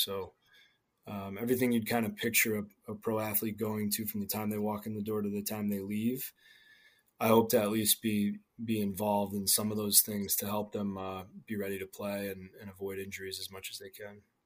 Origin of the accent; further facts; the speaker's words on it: New England, United States; I grew up in New England